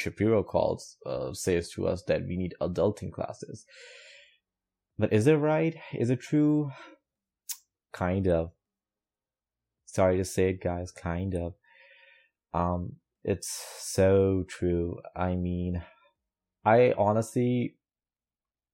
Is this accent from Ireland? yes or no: no; Pakistan; I'm coming from South Asia, Pakistan. Coming from that background, and also Muslim